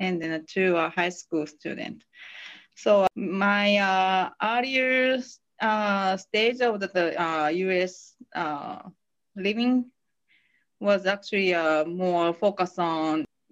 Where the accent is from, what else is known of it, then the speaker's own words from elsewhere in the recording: Hiroshima, Japan; English is a second language; moved away as an adult; also born or lived in California; now in Tennessee, United States; I'm from Hiroshima, Japan